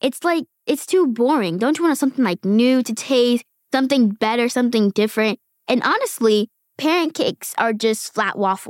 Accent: Queens, New York, United States; born there; now in Bronx, United States; I was born in Queens, New York.

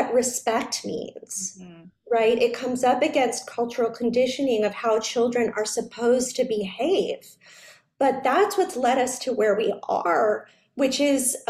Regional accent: New York, United States; I was a very serious dancer growing up in New York

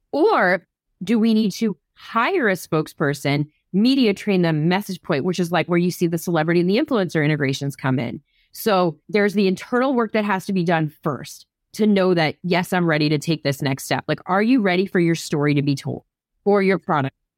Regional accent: New Jersey, United States; I grew up in New Jersey

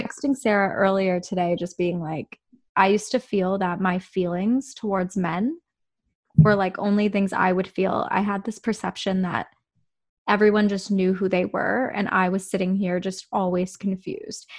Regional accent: Whitby, Ontario, Canada; now in Toronto, Canada; when I was growing up in Whitby

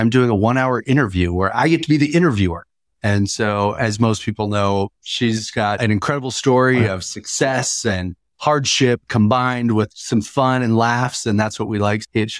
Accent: Wyoming, United States; Maybe that's because I was born in Wyoming.

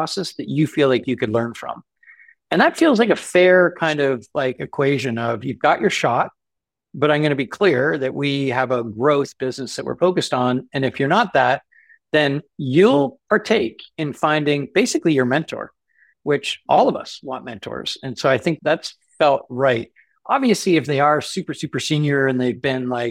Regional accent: Canada; Being a Canadian entrepreneur

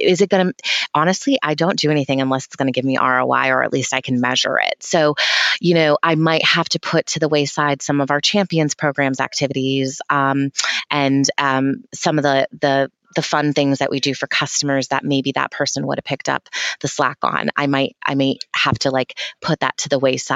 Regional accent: New Hampshire, United States; I'm from New Hampshire

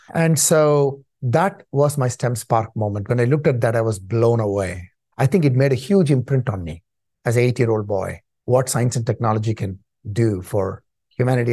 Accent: Chennai, Tamil Nadu, India; moved away as an adult; also born or lived in Canada; now in United States; I was born in Chennai, India, which used to be called Madras in those days

